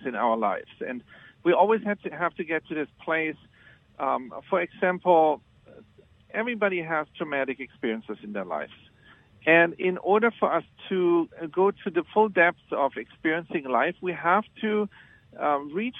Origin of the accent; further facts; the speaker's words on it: Germany; moved away as an adult; now in United States; I was born in Germany. When I came to the United States in the 90s